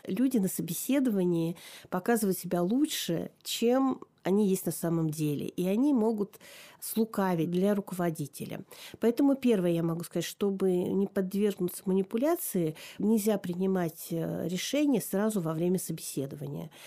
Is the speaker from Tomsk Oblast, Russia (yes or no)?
yes; Tomsk, Tomsk Oblast, Russia; also born or lived in Novosibirsk; я переезжала из Новосибирска в Томск